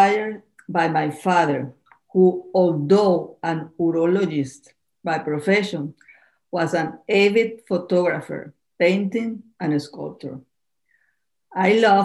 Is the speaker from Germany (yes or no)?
no; Caracas, Capital District, Venezuela; moved away as an adult; also born or lived in Miami, United States; now in Key Biscayne, United States; Originally, I am from Caracas, Venezuela.